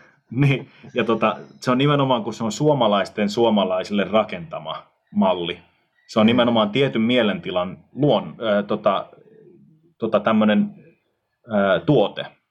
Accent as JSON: {"language": "Finnish", "town": "Tampere", "region": "Pirkanmaa", "country": "Finland", "tie": "born or raised there", "moved": "as an adult", "said": "Mä oon kotoisin siis mm. Suomen yhdestä suurimmasta kaupungista Tampereelta ja mm. melkein koko elämäni asunut siis kaupungissa."}